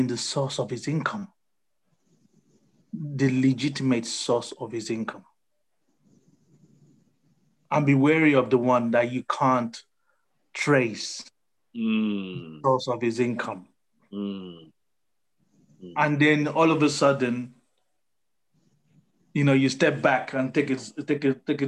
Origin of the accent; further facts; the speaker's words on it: Nigeria; now in United Kingdom; growing up as a Nigerian